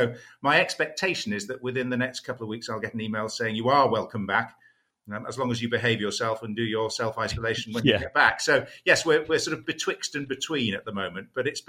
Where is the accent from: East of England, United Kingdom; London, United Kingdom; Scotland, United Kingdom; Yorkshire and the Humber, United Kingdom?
Yorkshire and the Humber, United Kingdom; York; those were my sort of formative days growing up in York.